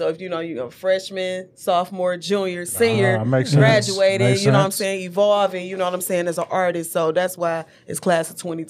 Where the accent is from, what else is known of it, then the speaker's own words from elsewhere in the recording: Detroit, Michigan, United States; also born or lived in East side, Detroit (born); I'm from The Rock.